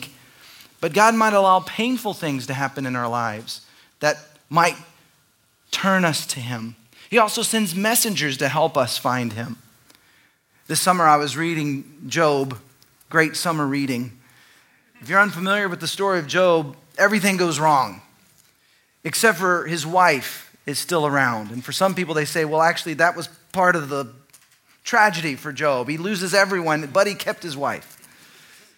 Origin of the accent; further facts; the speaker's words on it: Dallas, Texas, United States; growing up in Dallas, a very religious context